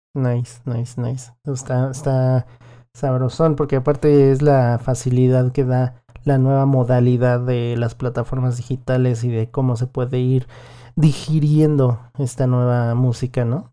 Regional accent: Mexico; nuestra vida musical como mexicanos

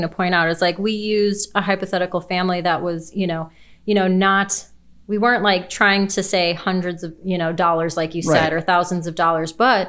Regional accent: Chicago, Illinois, United States; we want to go to Chicago

